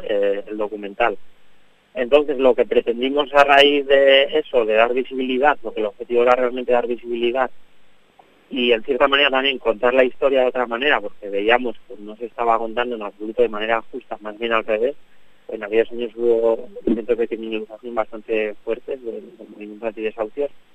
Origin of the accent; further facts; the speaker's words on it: Navarre, Spain; somos una banda de Navarra